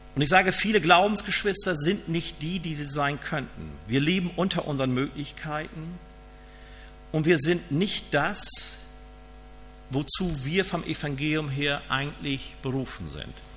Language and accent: German; Germany; ich bin ja aus Friese